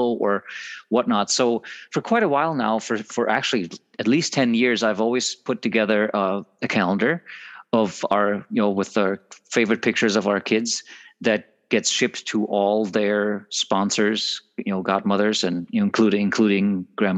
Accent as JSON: {"language": "English", "country": "Germany", "moved": "yes", "said": "I am from Germany, and still have family there"}